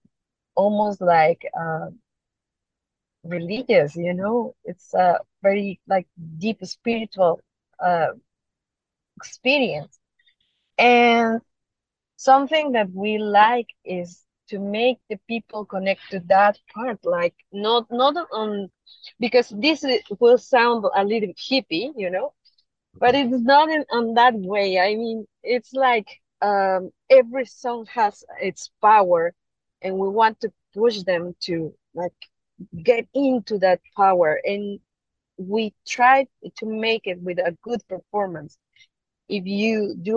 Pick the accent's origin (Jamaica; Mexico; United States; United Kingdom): Mexico; English is a second language; moved away as an adult; now in Hong Kong; we are from Mexico